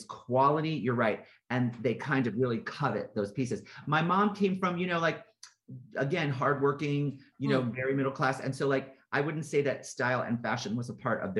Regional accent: West Hartford, Connecticut, United States; my mom had a clothing store when I was growing up in West Hartford, Connecticut

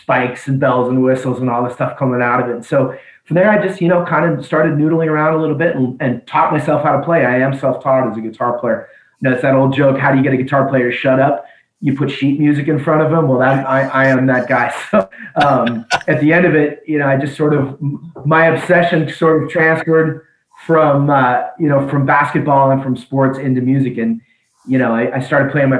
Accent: Seattle, Washington, United States; I really grew up in the 80s in Seattle

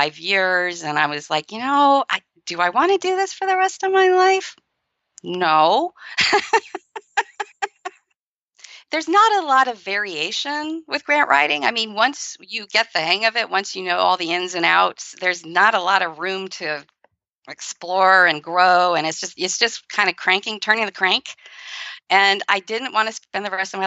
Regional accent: San Francisco, California, United States; I grew up in San Francisco

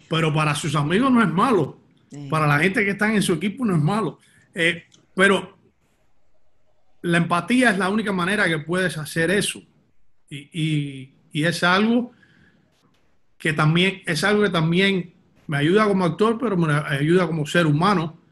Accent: Miami, Florida, United States; nací en Miami, nací y me crié en Miami, de padres cubanos, pero nací en Miami

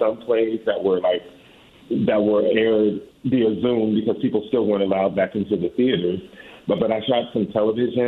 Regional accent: Riverside, California, United States; moved away as an adult; also born or lived in Atlanta, Georgia / Boston / Washington, D.C.; now in New York City, United States; I originally grew up near the Los Angeles County area and Riverside, California

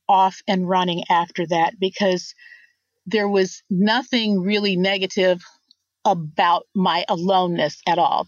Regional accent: Rockford, Illinois, United States; now in Indianapolis, United States; I'm originally from Rockford, Illinois, which is about 80 miles northwest of Chicago

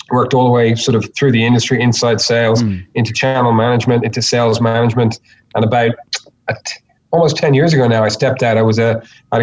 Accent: Ireland; moved away as an adult; now in Australia; I'm not originally from Australia. I'm originally from Ireland. Came over

